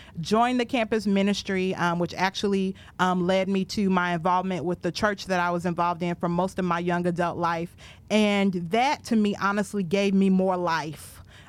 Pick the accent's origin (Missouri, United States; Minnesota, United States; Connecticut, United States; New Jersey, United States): Minnesota, United States; Richfield; I was raised in Minneapolis, Minnesota, or right outside of Minneapolis, Minnesota, in a town called Richfield. Shout out to my Richfield people that may be watching, Richfield, Minnesota.